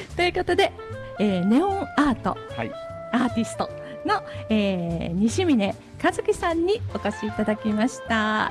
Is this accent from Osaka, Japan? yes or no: yes; Osaka, Japan; えー宮崎鹿児島の子なので生まれは大阪ですけども